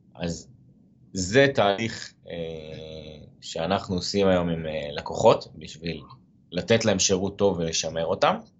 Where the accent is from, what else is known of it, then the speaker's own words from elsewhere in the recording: Haifa, Haifa District, Israel; אני חיפאי במקור